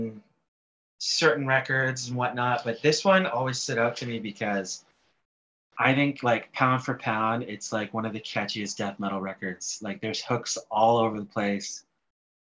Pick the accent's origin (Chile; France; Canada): Canada; being Canadian